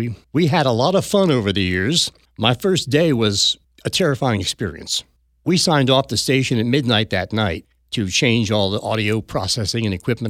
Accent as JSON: {"language": "English", "region": "New Jersey", "country": "United States", "accent": "South Jersey", "said": "\"And you have to lose that South Jersey dialect.\" Had to get rid of my accent."}